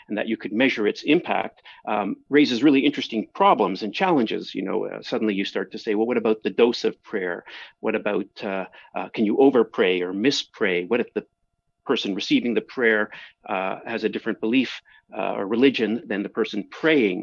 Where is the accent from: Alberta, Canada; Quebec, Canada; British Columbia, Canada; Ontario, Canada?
Ontario, Canada; Toronto; also born or lived in Kingston, Ontario; I grew up in Toronto